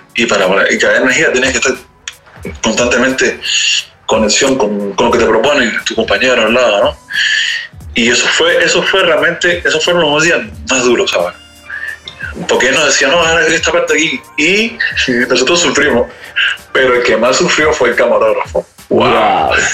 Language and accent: Spanish; Cuba; moved away as an adult; also born or lived in Europe; now in Paris, France; yo soy cubano